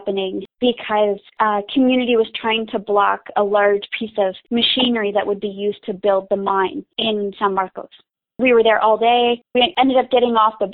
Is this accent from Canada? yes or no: yes; Canada; I'm from Canada